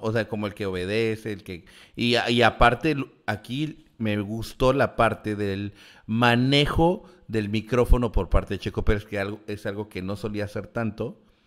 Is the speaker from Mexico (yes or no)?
yes; Mexico; nosotros como mexicanos